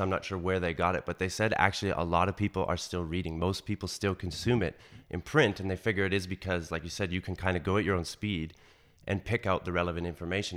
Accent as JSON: {"language": "English", "country": "Canada", "tie": "born or raised there", "said": "anyone growing up in Canada when I grew up, you know, the, the nineties, knows Jay Ingram"}